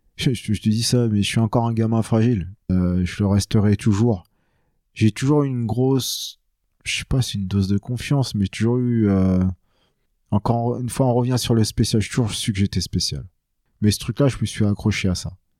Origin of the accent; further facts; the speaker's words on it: France; je suis né en France, et tout ça, je suis, je suis pas un vietnamien qui vient de débarquer